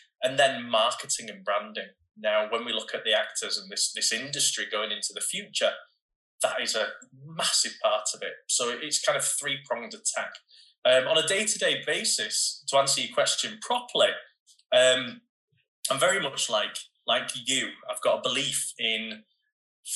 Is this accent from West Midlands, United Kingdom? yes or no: no; Bradford, Yorkshire and the Humber, United Kingdom; I was a kid from Bradford